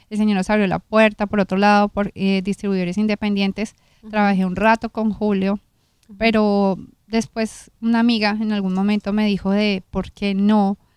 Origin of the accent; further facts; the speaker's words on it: Colombia; soy colombiana